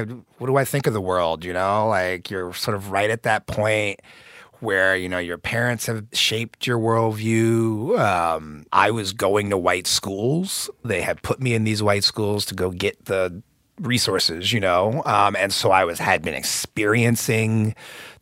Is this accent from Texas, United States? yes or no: no; Indianapolis, Indiana, United States; I grew up in Indianapolis.